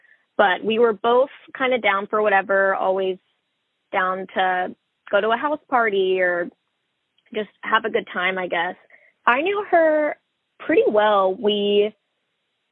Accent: Rockwall, Texas, United States; I grew up in Rockwall, Texas.

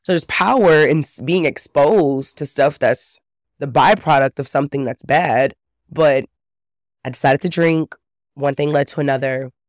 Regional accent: Texas, United States; I grew up in Texas

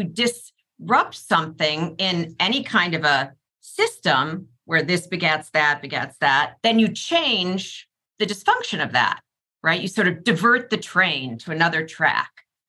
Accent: Wisconsin, United States; in Wisconsin, my home state

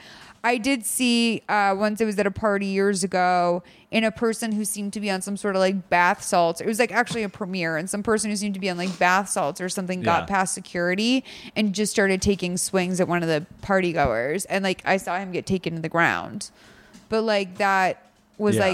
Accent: Lexington, Massachusetts, United States; I grew up in Lexington, Massachusetts, and I went to Boston College

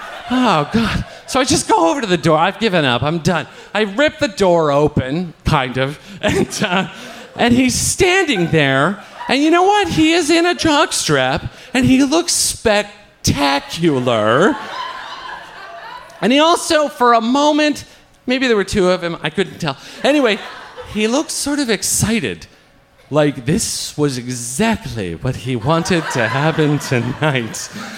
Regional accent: Ireland; I take a different route to my house because I'm fucking Irish and I know how this works.

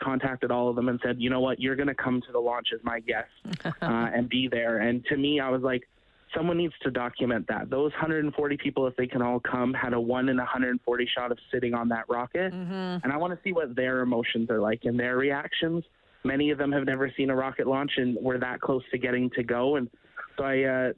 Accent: Canada; I'm 25, I'm from Canada

